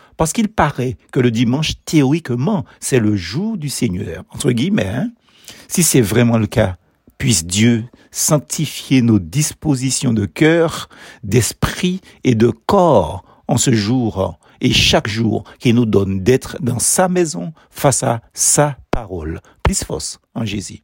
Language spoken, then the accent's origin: French; Basse-Pointe, Martinique; à Basse-Pointe, ma ville natale